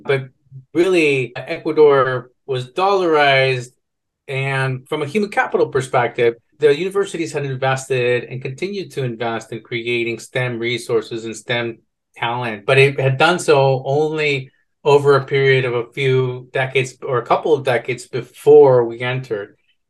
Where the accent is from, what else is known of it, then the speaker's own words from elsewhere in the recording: Guatemala; And I'm Guatemalan, and so I was born in Guatemala.